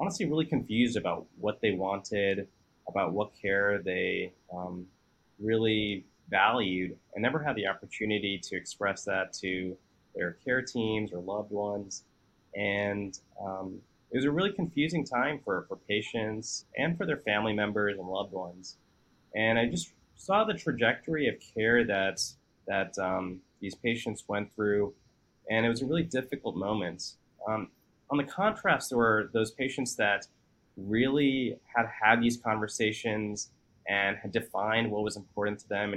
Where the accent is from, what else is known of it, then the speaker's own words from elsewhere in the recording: Texas, United States; I grew up in Texas for most of my life